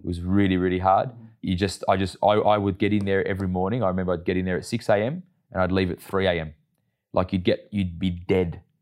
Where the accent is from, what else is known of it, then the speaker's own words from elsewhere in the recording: Melbourne, Victoria, Australia; I grew up in the western suburbs of Melbourne